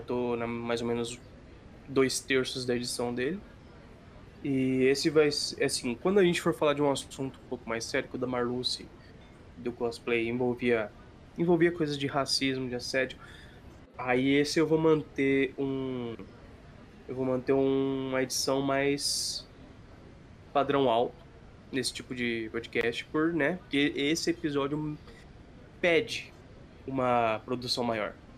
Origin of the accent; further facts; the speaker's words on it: Sapezal, Mato Grosso, Brazil; Sapezal é a cidade onde a gente mora, é, no interior do Mato Grosso